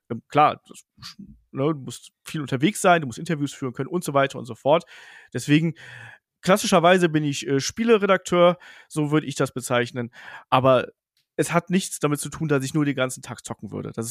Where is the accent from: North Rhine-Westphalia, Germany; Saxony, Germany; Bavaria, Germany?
North Rhine-Westphalia, Germany; Bedburg; Ich bin im Rheinland aufgewachsen, äh, kleines Dorf irgendwo zwischen Kerpen, das kennt man so, Michael Schumacher, Bergheim, Lukas Podolski, also so da in der Region